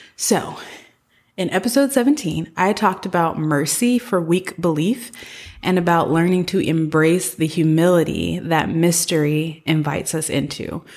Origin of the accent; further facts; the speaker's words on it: the South, United States; moved away as an adult; also born or lived in San Francisco / East Coast; I am from the South. I'm, like, a country rural person at heart, and I love having grown up in the South.